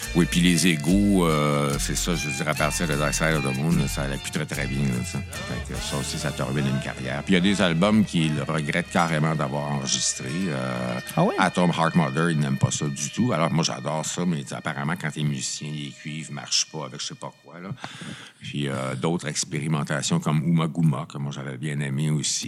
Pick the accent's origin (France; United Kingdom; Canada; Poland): Canada; Notre-Dame-du-Bon-Conseil, Quebec; moved away as an adult; also born or lived in Drummondville / Ottawa; now in Montreal, Canada; j'étais de Notre-Dame, du Bon Conseil. Hein, j'étais à Drummondville, mais moi, c'est Montréal qui m'intéressait